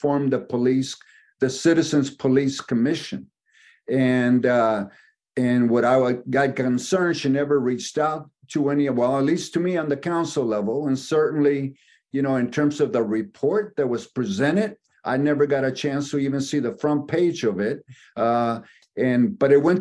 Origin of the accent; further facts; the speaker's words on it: Oakland, California, United States; I grew up here in Oakland, live in Oakland